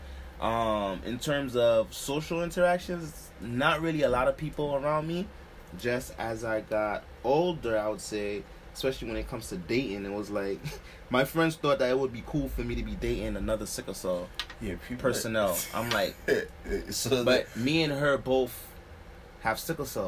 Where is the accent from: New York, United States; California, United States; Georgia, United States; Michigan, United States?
New York, United States; New York City; Here in Brooklyn, well, born and raised, is the only place I went anyway. But, I grew up near Kings County Hospital